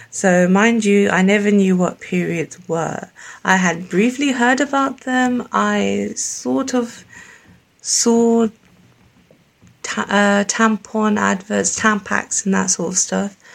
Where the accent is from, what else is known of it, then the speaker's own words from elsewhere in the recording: Pakistan; So, I'm Pakistani and I grew up very confused because my culture said one thing my religion said the other thing, and my parents were very cultural.